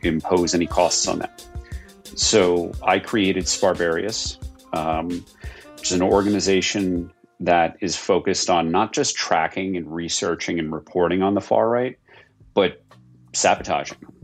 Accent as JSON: {"language": "English", "region": "New York", "country": "United States", "said": "as a New Yorker who experienced 9 11 from you know, 20 miles away"}